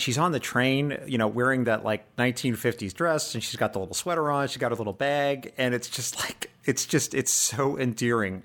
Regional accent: United States; I'm American

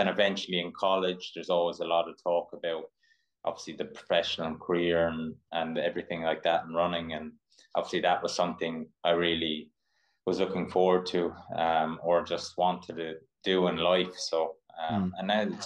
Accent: Ireland; also born or lived in Mississippi; I'm an Irish distance runner or endurance athlete.

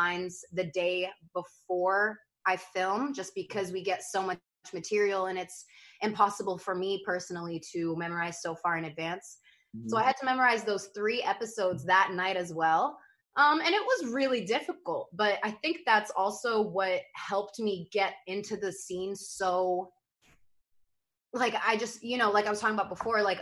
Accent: Brooklyn, New York, United States; growing up in Brooklyn

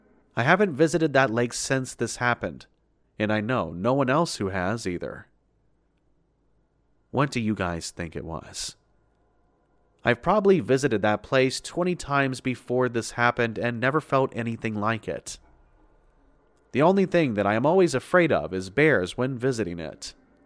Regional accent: Sweden; English is a second language; Sorry for the bad English. As you probably understand in the beginning, I am from Sweden

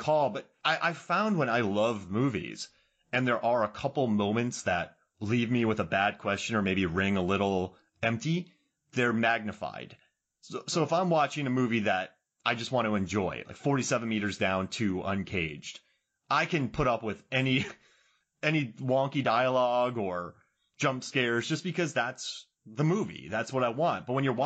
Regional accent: Florida, United States; now in Georgia, United States; I live in Georgia. I grew up in Florida, so I had to go north to get south

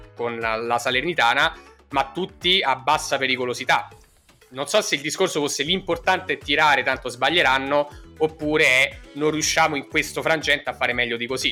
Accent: San Severino, Italy; siamo entrambi di San Severino

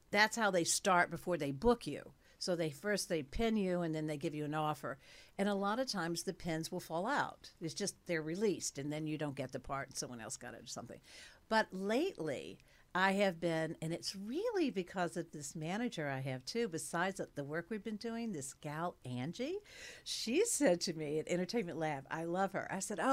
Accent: Cookeville, Tennessee, United States; I was born in Cookeville, Tennessee

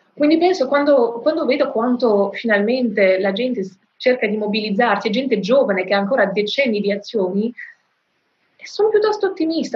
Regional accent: France; Nel mio paese, in Francia

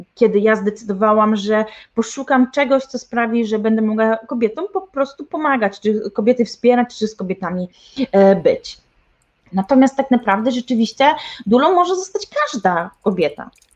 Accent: Tricity, Pomeranian Voivodeship, Poland; U nas w Trójmieście, ja jestem z Trójmiasta

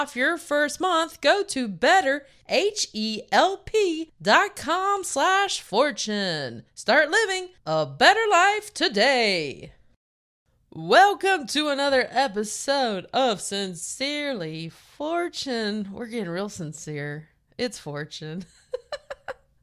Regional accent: North Carolina, United States; accent: Southern; now in Los Angeles, United States; I'm from North Carolina

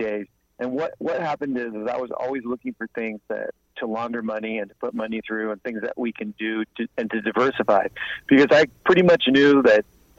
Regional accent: Orange County, California, United States; moved away as an adult; also born or lived in Brooklyn, New York; I was born in 1968, so I grew up in Southern California. I mostly grew up in Orange County, California.

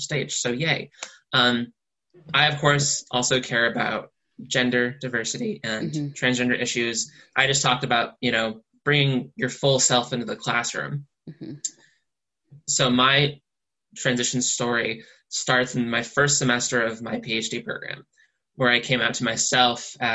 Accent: near Waterbury, Connecticut, United States; I grew up in the rich white town next door

